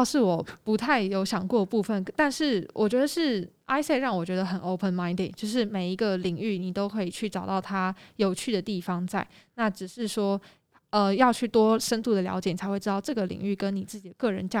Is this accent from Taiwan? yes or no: yes; Taiwan; 整个学校只有我一个台湾人，然后有时候可能上到历史课、政治课就会比较敏感一点